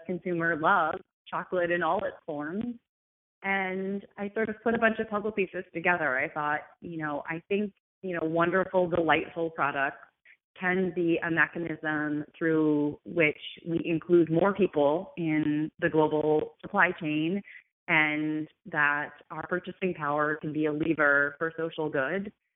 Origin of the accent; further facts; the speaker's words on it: United States; also born or lived in New York; I'm from America.